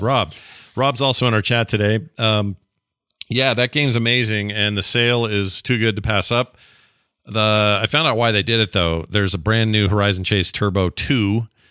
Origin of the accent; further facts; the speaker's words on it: Utah, United States; I'm from Utah